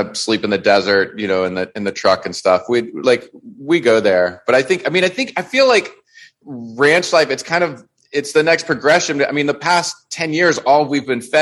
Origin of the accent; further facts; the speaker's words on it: Louisiana, United States; also born or lived in New York; now in Los Angeles, United States; I grew up in Louisiana